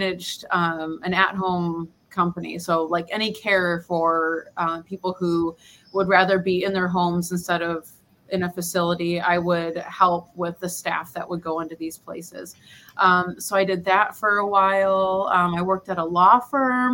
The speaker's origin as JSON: {"language": "English", "town": "Detroit", "region": "Michigan", "country": "United States", "tie": "born or raised there", "also_born_or_lived": "Fort Hood, Texas", "moved": "as an adult", "lives_now": "San Juan del Sur, Nicaragua", "said": "grew up in Detroit, Michigan"}